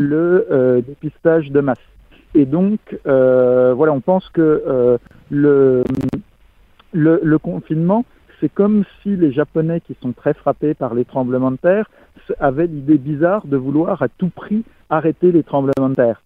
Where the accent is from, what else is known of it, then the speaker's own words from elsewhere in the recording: France; en tant que Français